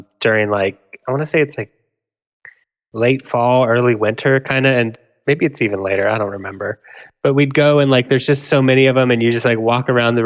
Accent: Grover Beach, California, United States; moved away; my hometown

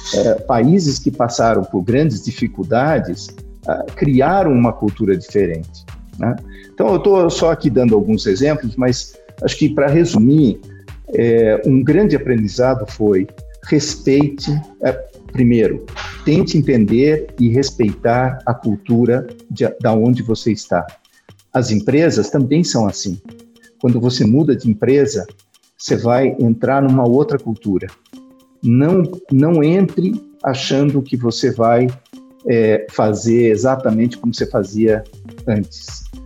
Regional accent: Brazil; also born or lived in Portugal; como eu me comportava aqui no Brasil

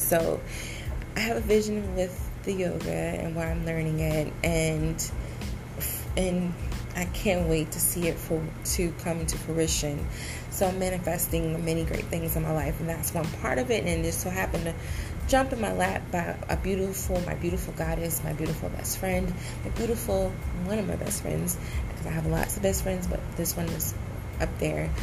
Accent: Decatur, Georgia, United States; moved away as an adult; also born or lived in San Diego, California; now in Florida, United States; I am originally from Georgia, Atlanta, Georgia, Decatur, Georgia

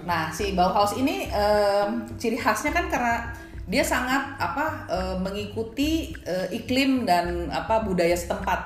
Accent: Indonesia; gue dari Indonesia

